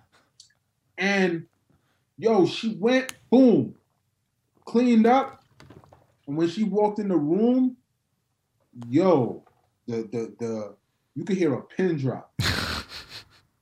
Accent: New York, United States; now in Atlanta, United States; I'm from New York

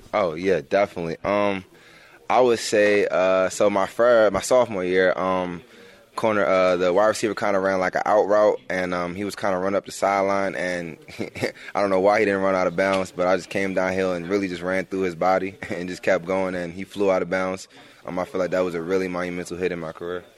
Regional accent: Maryland, United States; moved away; at home we're kind of a Big Ten, 'cause, you know, we're from Maryland

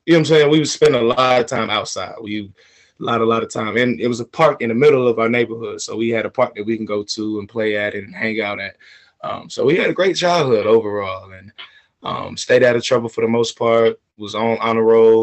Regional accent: Atlanta, Georgia, United States; moved away as an adult; also born or lived in Florida / China; Born and raised in Atlanta, Georgia.

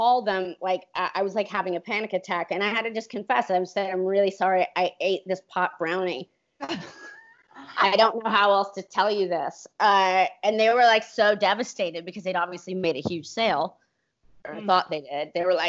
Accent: California, United States; nah, I can handle this, I'm from California, oh my God

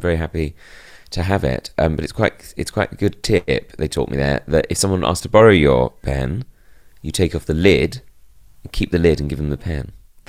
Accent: United Kingdom; as a British person

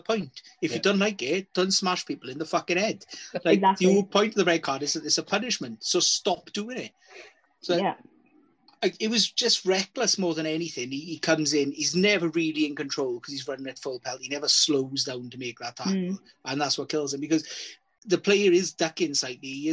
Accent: Wales, United Kingdom; As a Welshman

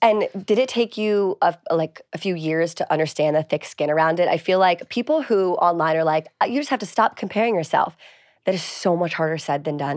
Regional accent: East Coast, United States; I'm from the East Coast

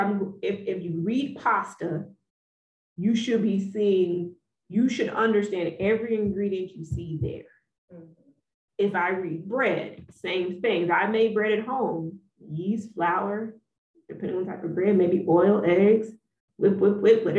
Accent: Texas, United States; So I grew up in the South. I am from the heart of the South. I'm from Texas

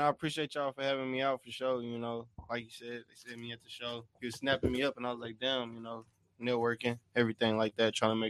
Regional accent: Dallas, Texas, United States; You know, but I'm originally from Dallas, Texas, of Dallas, Oak Cliff.

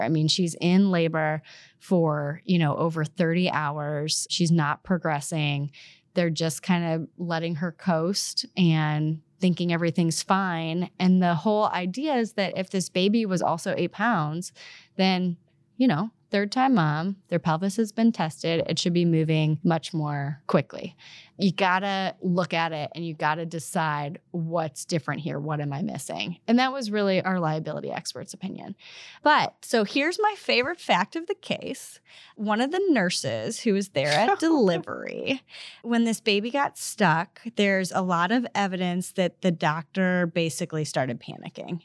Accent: Missouri, United States; I'm from Missouri

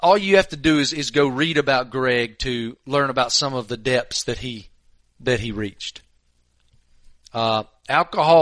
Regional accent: Tobacco Road, North Carolina, United States; I remember being 9, 10 years old, growing up on Tobacco Road

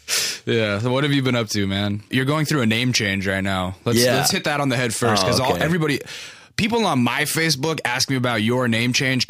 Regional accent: Los Angeles, California, United States; I'm from Los Angeles and people call me that because I'm Korean.

